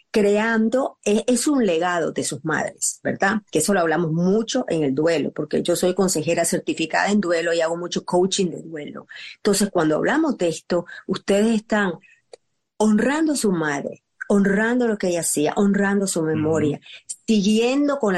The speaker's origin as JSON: {"language": "Spanish", "country": "Nicaragua", "said": "Yo soy nicaragüense y puedo identificar con lo"}